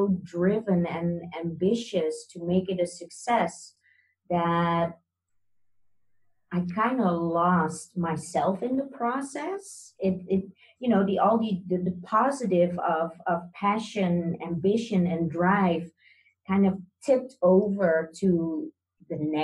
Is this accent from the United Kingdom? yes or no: no; Netherlands; I'm born and raised in the Netherlands